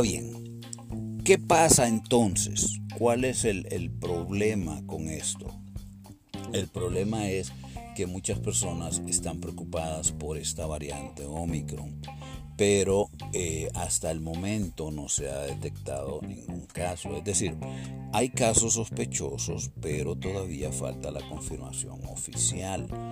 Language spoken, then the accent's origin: Spanish; Puerto Cortés, Cortés, Honduras; moved away; Puerto Cortés, ¿no? Mi sitio donde yo nací y mi pueblo y mi rancho donde yo espero poder volver en algún momento.